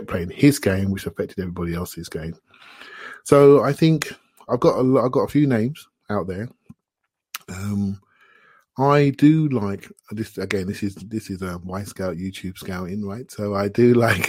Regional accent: Luton, East of England, United Kingdom; I grew up in Luton

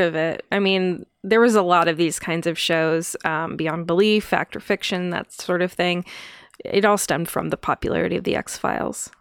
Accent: United States; growing up in America

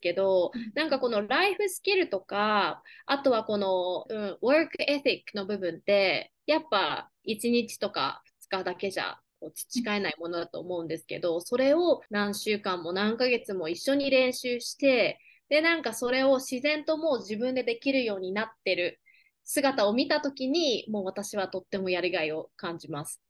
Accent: Takasaki, Gunma, Japan; first language Japanese; moved away as an adult; also born or lived in Seattle, Washington, United States; now in Oklahoma, United States; 私はもともと群馬県高崎市出身で、えー、群馬県の高校を卒業しています。

